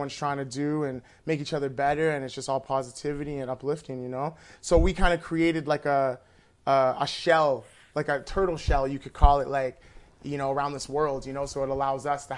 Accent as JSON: {"language": "English", "town": "Edmonton", "region": "Alberta", "country": "Canada", "said": "I'm originally from Edmonton, Alberta."}